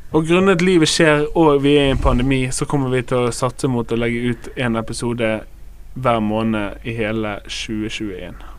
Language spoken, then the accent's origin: Norwegian; Bergen, Vestland, Norway; Jeg er fra Loddefjord, Fyllingsdalen